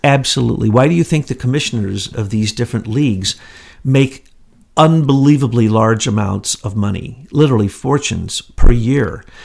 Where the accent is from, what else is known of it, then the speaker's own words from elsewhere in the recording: the Ozarks, United States; moved away; I'm from the Ozarks